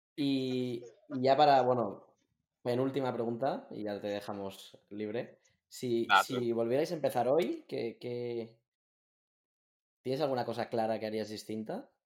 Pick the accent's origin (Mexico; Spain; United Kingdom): Spain; Barcelona, Catalonia; yo, que soy de Barcelona, el, salto a Madrid